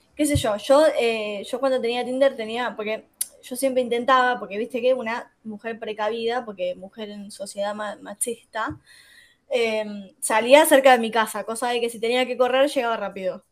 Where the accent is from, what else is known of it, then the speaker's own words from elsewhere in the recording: Wilde, Buenos Aires Province, Argentina; yo soy acá de Wilde